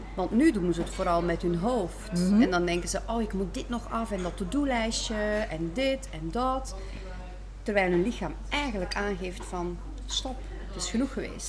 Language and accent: Dutch; Belgium; zoals je hoort, ik kom uit België.